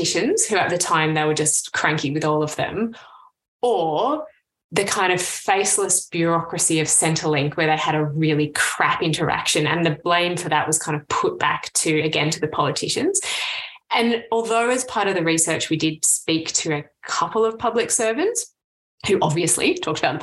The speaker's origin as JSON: {"language": "English", "town": "Canberra", "region": "Australian Capital Territory", "country": "Australia", "tie": "born or raised there", "said": "So I grew up in Canberra, right? The hometown of the public servant"}